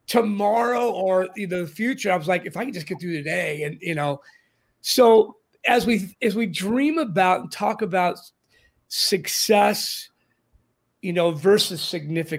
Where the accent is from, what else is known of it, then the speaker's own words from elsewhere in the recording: Orange County, California, United States; now in San Diego, United States; I grew up in Orange County in the 60s and 70s and came back after many years gone